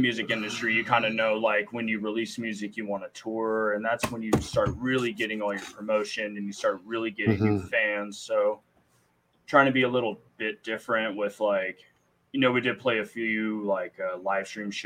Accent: the Bay Area, California, United States; we're from the Bay Area

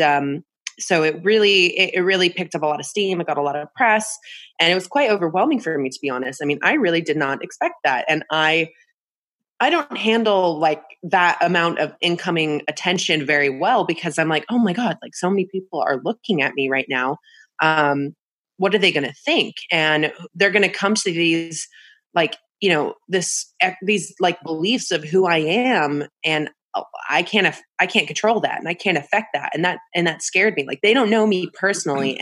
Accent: Bay Area, California, United States; I grew up in California in the Bay Area

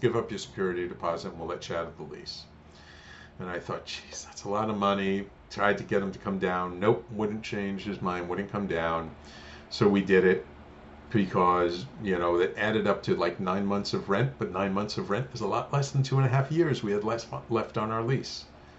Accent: Australia; we saw the picture of the two of you holding a koala, and we're from Australia, and we thought these are the perfect people for us.

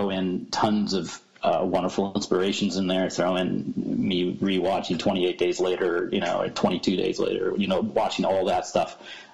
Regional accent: Corning, New York, United States; my hometown, which is a small town called Corny, New York

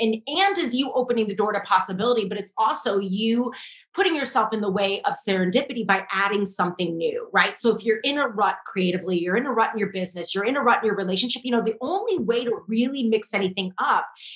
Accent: St. Louis, Missouri, United States; I'm from St. Louis

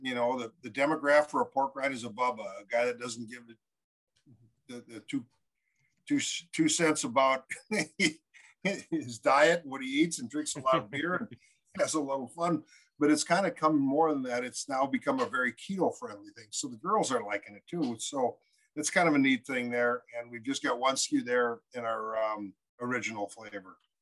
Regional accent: Minnesota, United States; We're from both from Minnesota

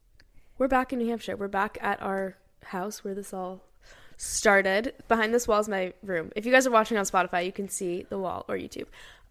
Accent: Hong Kong; we grew up in Hong Kong. We spent time in Hong Kong growing up

